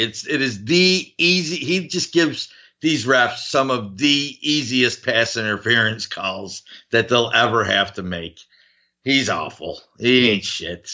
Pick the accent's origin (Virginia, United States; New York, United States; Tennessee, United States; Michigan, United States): New York, United States; Buffalo; my hometown team